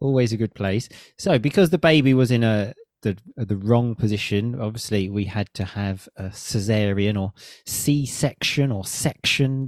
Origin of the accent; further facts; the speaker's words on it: Chelmsford, East of England, United Kingdom; in my hometown